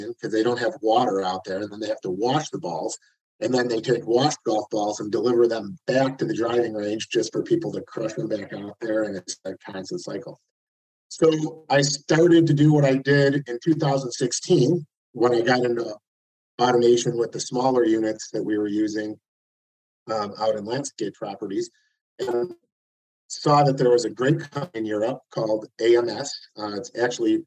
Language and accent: English; United States; I'm an American